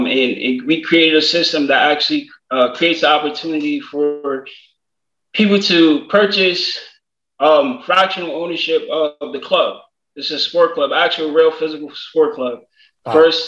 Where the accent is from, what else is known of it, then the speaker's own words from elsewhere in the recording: New York City, New York, United States; I'm from Jamaica, Queens as well.